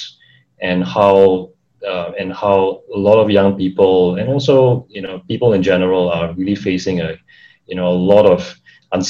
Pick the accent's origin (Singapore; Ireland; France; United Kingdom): Singapore; also born or lived in Philippines; I'm from Singapore, just like Andy. Have grown up, lived in Singapore.